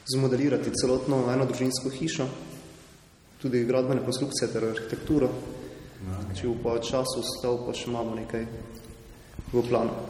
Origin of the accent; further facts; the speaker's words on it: Gornja Radgona, Slovenia; prihajam iz Gornje Radvone